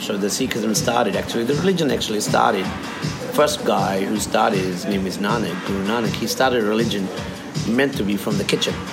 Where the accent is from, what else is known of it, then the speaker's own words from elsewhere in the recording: India; also born or lived in San Francisco; now in Australia; being me Indian